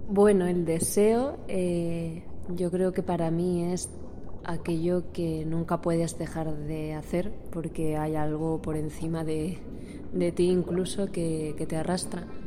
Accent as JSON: {"language": "Spanish", "town": "Ayora", "region": "Valencian Community", "country": "Spain", "tie": "born or raised there", "moved": "as an adult", "lives_now": "Madrid, Spain", "said": "soy una valenciana del 96, tengo ahora 25 años. Y bueno, nací en Ayora, que es un pueblecito pequeño en la comunidad valenciana. Y me vine a Madrid a estudiar dramaturgia y dirección escénica en la Real Escuela Superior"}